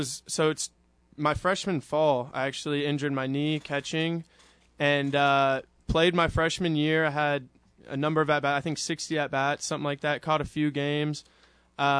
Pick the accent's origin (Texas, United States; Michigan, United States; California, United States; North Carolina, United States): Texas, United States; Houston; moved away as an adult; now in Ruston, United States; I'm from Houston, Texas. Went to St. Thomas High School in downtown.